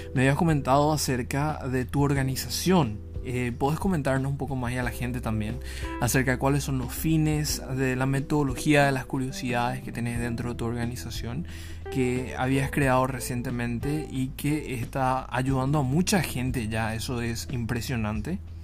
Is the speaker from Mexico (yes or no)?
no; Ciudad del Este, Alto Paraná, Paraguay; yo soy de Ciudad del Este.